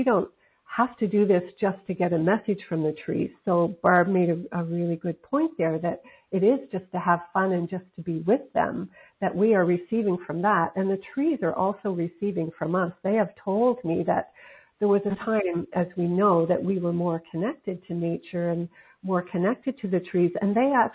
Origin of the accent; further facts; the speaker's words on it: Nova Scotia, Canada; moved away; also born or lived in Pacific coast of Canada; I'm from Nova Scotia on the Atlantic coast of Canada, now living on the Pacific coast